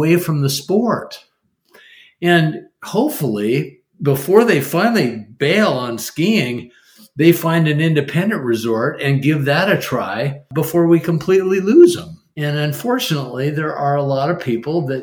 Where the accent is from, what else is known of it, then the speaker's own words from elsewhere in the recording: Portland, Oregon, United States; I've lived my entire life in Portland